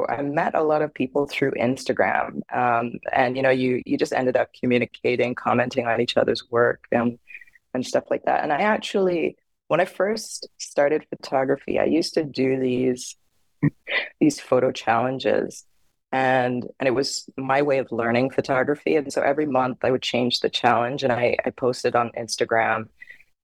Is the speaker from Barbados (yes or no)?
yes; Barbados; now in Pacific Northwest, United States; I grew up in Barbados